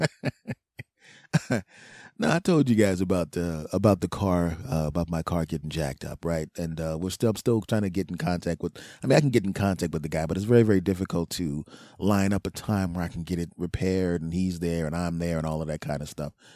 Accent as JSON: {"language": "English", "town": "Philadelphia", "region": "Pennsylvania", "country": "United States", "tie": "born or raised there", "moved": "yes", "said": "my friends and family back in my hometown, some of my friends and family, Philadelphia"}